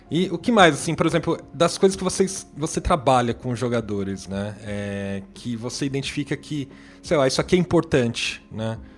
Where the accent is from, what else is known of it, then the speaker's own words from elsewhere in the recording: Brazil; A gente, como brasileiro, já é chato pra caramba, né? Tirar documento.